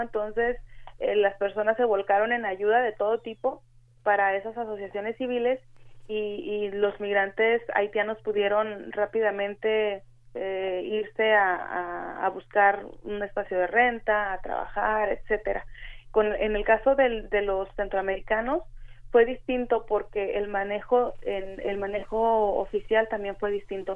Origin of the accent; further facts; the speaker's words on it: Michoacán, Mexico; now in Tijuana, Mexico; yo soy originaria de Michoacán